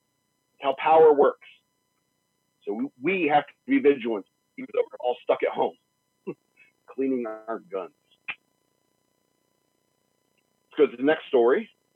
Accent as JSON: {"language": "English", "country": "United States", "said": "I'm an American"}